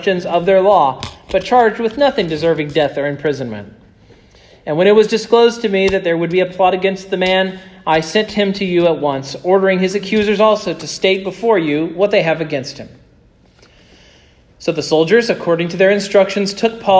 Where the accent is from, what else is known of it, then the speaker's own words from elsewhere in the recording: Kansas, United States; moved away; I'm from Kansas